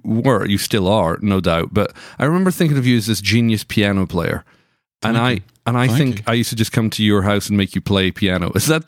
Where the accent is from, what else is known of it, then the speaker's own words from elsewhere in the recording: Scotland, United Kingdom; You have some friends who are over for the conference, who are also from Scotland.